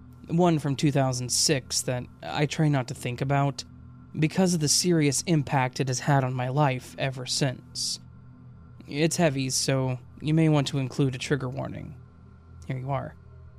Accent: Iowa, United States; also born or lived in Illinois; still lived in Iowa, where we had lived while I was growing up. We're originally from Illinois, and I had made that 468-mile trip hundreds of times over 20 years at that point.

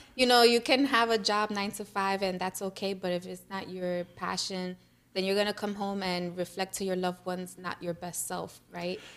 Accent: New York City, New York, United States; I'm from the Bronx

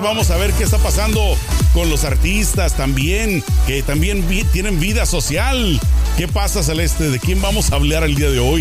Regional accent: Mexico; now in United States; como mexicano

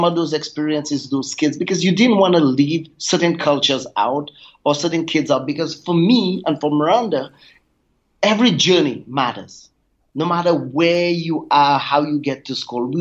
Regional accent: Grace, St. Lucia; I grew up on the island of St. Lucia in the Caribbean, and my tiny little village is called Grace

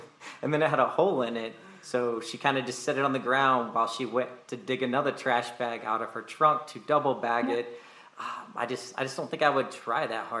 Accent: North Carolina, United States; now in Nevada, United States; I am in Nevada, but I'm from North Carolina

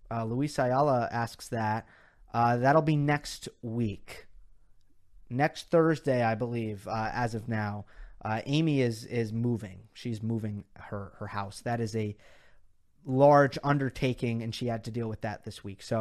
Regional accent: India; Uh, I am from India. There you go, Indian fancy.

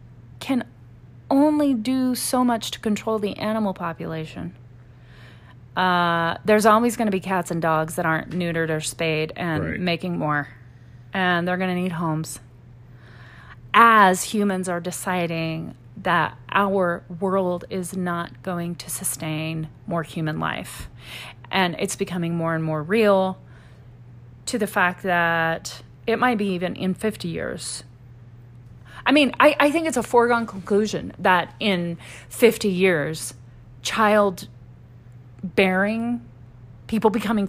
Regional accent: Louisiana, United States; I grew up in Louisiana, so Mississippi was our neighbor.

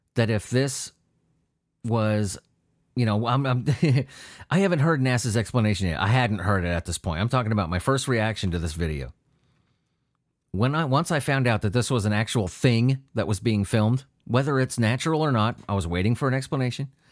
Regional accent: San Diego, California, United States; I grew up near the Whaley House. I, I, in San Diego

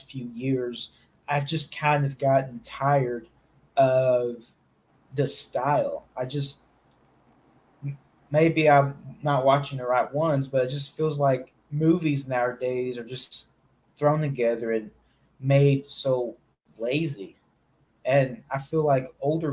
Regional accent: Cabot, Arkansas, United States; now in Eureka Springs, United States; I'm from Cabot, Arkansas, and I just moved recently to Eureka Springs

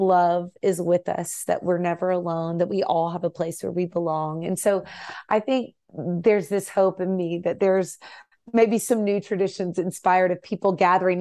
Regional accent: Nashville, Tennessee, United States; I grew up in Nashville

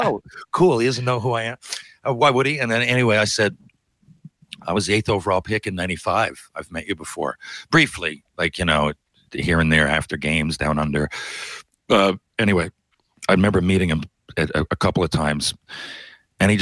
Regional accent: Canada; as a Canadian

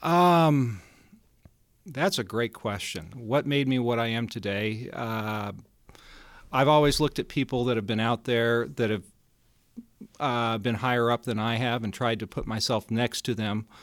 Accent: Denver, Colorado, United States; I grew up in Colorado, uh, born and raised in Denver

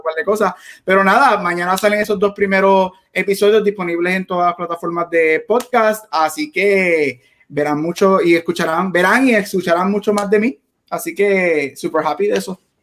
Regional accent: Puerto Rico; como buen boricua

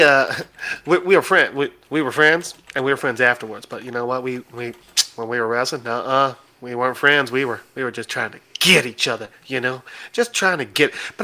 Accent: Illinois, United States; I'm from Illinois

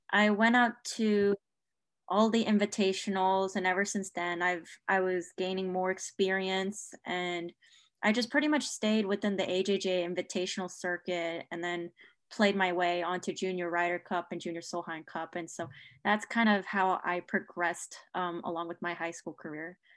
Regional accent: Chapel Hill, North Carolina, United States; now in Durham, United States; from Chapel Hill, North Carolina

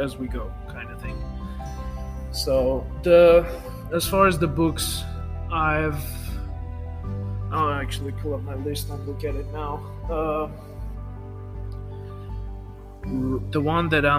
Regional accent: Armenia; first language Armenian; English is a second language; I'm from Armenia, for those of you who don't know. We have, you know, first language is Armenian, second is Russian, third is English

